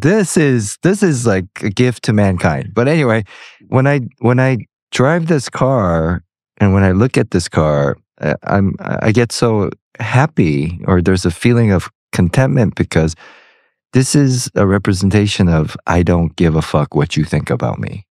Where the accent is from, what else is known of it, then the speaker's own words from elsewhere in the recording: United States; being American and growing up here